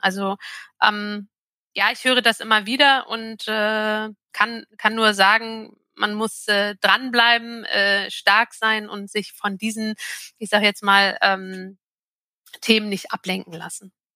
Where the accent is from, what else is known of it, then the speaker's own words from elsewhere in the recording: Jork, Lower Saxony, Germany; in York im alten Land. Das ist ähm, 30 Kilometer südlich von Hamburg liegt es.